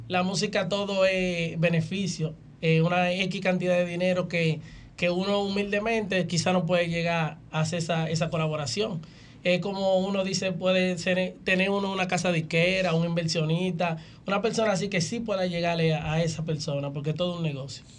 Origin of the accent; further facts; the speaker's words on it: Santo Domingo, Distrito Nacional, Dominican Republic; now in Los Mameyes, Dominican Republic; yo sí nacido en Villa Consuelo, pero actualmente resido en Los Mameyes hace un tiempo.